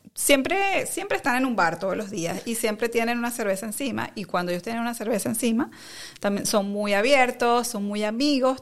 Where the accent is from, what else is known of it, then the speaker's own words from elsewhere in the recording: Caracas, Capital District, Venezuela; moved away as an adult; now in Netherlands; yo soy de Caracas, de Caracas, Venezuela, eh, y bueno, toda mi vida crecí en Caracas